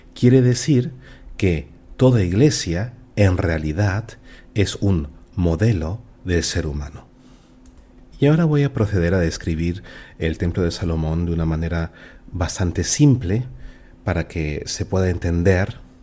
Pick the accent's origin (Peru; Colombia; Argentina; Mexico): Peru; moved away; also born or lived in Germany; yo soy peruano y cuando viví en Alemania